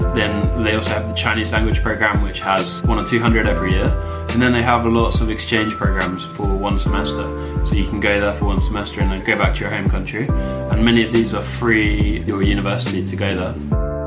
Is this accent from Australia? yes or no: no; England, United Kingdom; also born or lived in Beijing; I'm from England